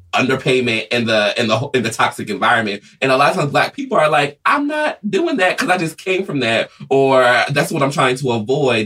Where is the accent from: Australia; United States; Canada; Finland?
United States; Atlanta, Georgia; I'm originally, I grew up in Atlanta